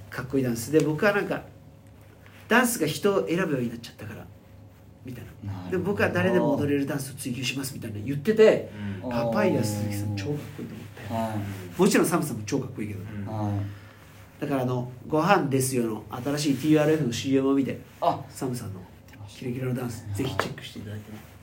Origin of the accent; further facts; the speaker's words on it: Sapporo, Hokkaido, Japan; 地元の札幌